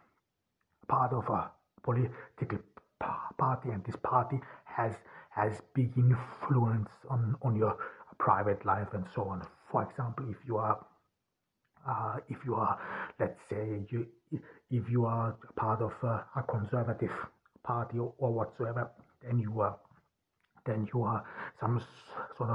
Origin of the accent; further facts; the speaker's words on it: Turkey; also born or lived in Austria; here in Turkey, even here in my hometown